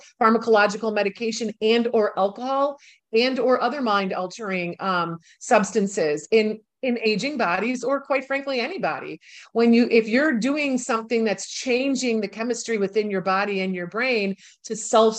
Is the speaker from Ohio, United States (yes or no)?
no; Milwaukee, Wisconsin, United States; moved away as an adult; also born or lived in New York City; my hometown, which is Milwaukee, Wisconsin